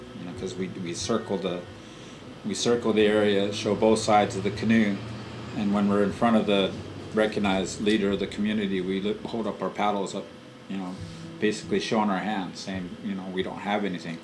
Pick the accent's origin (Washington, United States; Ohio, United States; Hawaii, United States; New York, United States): Washington, United States; Swinomish community; born or raised there